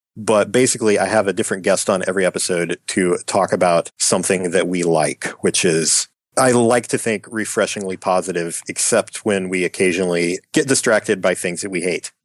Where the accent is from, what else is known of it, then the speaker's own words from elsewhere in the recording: Appalachian Mountains, United States; as someone who was born and raised in the Appalachian Mountains